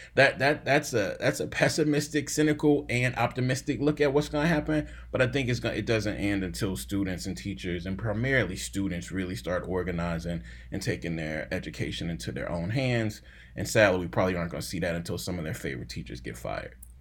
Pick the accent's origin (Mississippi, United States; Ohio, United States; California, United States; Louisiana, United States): Mississippi, United States; Jackson; I'm from Jackson, Mississippi